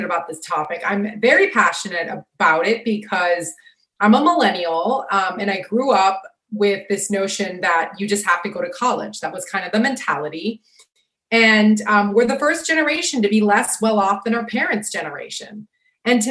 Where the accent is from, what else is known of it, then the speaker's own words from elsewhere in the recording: Sarasota, Florida, United States; my hometown called Sarasota